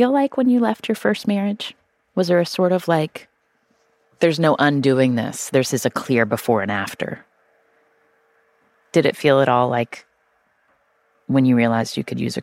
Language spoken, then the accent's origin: English; West Virginia, United States; I grew up in West Virginia.